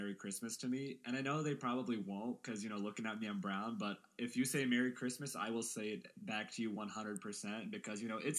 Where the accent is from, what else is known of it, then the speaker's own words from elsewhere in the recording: Missouri, United States; We are from the sweet state of Missouri.